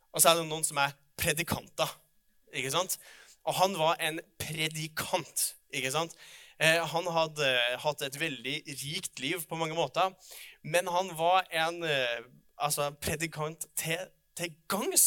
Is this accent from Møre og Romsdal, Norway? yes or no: no; Oppdal, Trøndelag, Norway; jeg kommer fra Oppdal